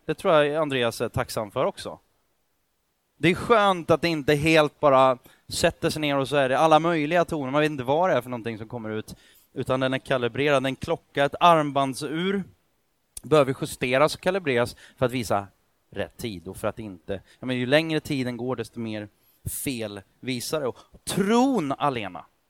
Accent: Sweden; jag är född i Sverige

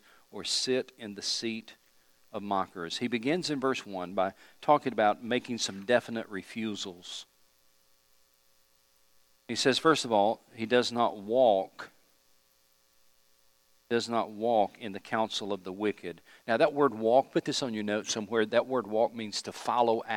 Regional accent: East Tennessee, United States; where I grew up in East Tennessee

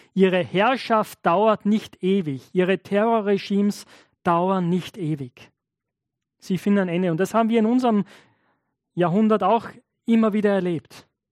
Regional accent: Knittelfeld, Styria, Austria; ich komme aus Knittelfeld

